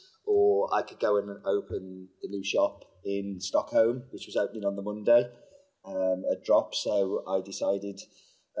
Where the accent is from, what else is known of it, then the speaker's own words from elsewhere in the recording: United Kingdom; I'm British